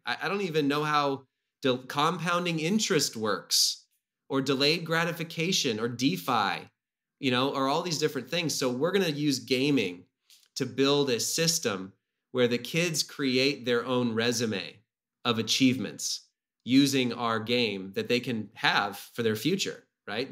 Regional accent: Whidbey Island, Washington, United States; I grew up on Whidbey Island, um, on an island north of Seattle

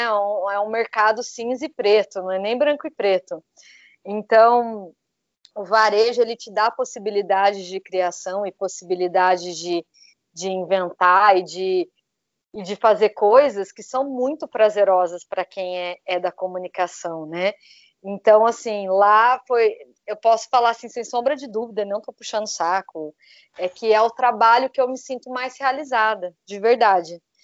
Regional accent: Brazil; also born or lived in São José dos Campos, Brazil; nós que somos brasileiros

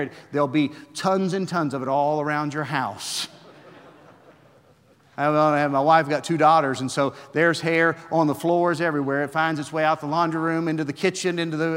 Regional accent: West Virginia, United States; now in Gray, United States; I'm a redneck from West Virginia

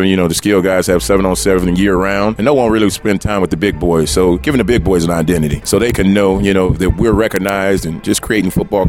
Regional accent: Chicago, Illinois, United States; also born or lived in Missouri; I grew up in Ida B. Wells

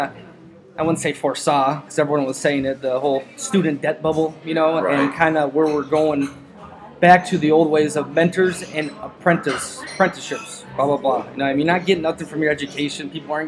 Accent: Minnesota, United States; So I grew up in Minnesota, Twin City area.

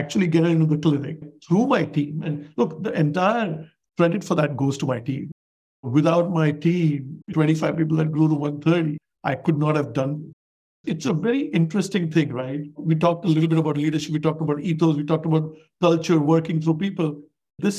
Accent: India; moved away as an adult; now in United States; I'm an immigrant from India

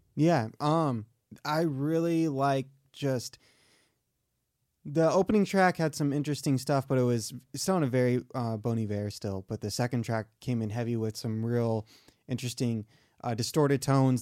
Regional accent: Michigan, United States; accent: southern; moved away; I grew up in Michigan, so snow days were super exciting

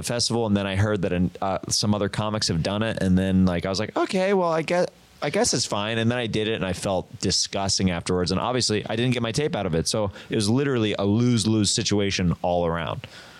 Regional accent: Kansas, United States; so I'm from Kansas.

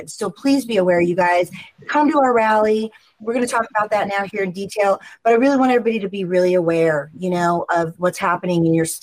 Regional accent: Oregon, United States; now in Scottsdale, United States; I've been here 25 years. I, I came from Oregon, and uh, we know what has happened there, right? So I moved to Arizona for many reasons, mostly the weather.

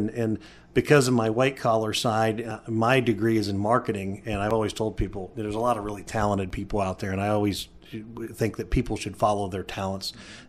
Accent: Youngstown, Ohio, United States; moved away as an adult; When I graduated from college, from Youngstown State University in Ohio, which was my hometown, I moved to the Bright, Indiana area

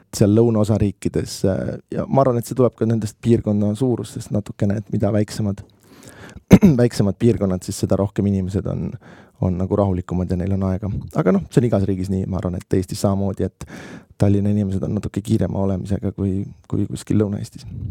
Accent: Estonia; ma olen Eestist

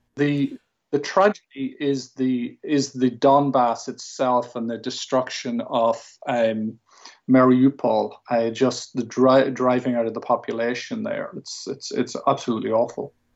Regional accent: Ireland; I'm Irish. I'm speaking English.

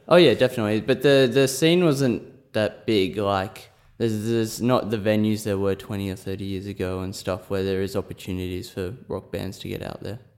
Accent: Scone, New South Wales, Australia; moved away as an adult; also born or lived in Sydney; I'm from New South Wales. I'm from a small country town called Scone, population about three thousand.

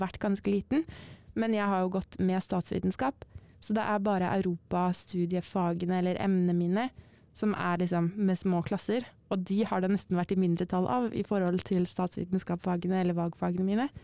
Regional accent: Northern Norway, Norway; moved away; fra Nord-Norge opprinnelig

